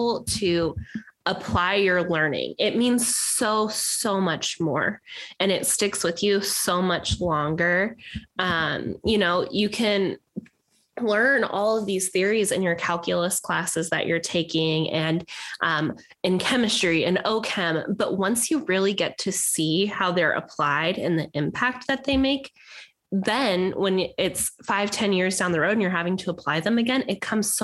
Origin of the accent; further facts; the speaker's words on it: the Valley, Arizona, United States; growing up in the Valley